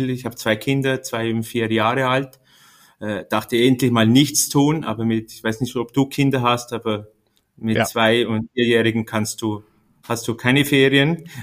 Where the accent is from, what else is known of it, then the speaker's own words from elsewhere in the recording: Liechtenstein; Ähm, ich komme aus Liechtenstein. Äh, habe da mein Gymnasium gemacht und dann äh, wollte ich die große Welt äh, kennenlernen